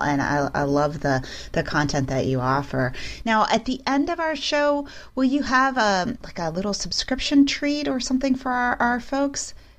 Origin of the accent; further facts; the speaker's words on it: Midwest, United States; I'm from the Midwest too